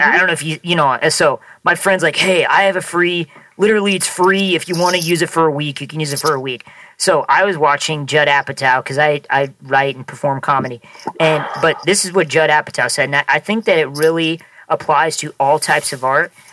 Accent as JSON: {"language": "English", "region": "Nebraska", "country": "United States", "moved": "yes", "lives_now": "Los Angeles, United States", "said": "I'm from Nebraska. I'm from small town Nebraska"}